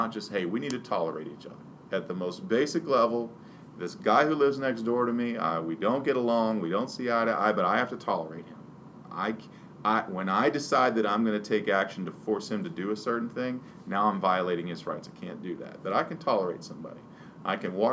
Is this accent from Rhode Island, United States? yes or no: no; Pennsylvania, United States; now in Virginia, United States; I'm a hunter and I'm from Pennsylvania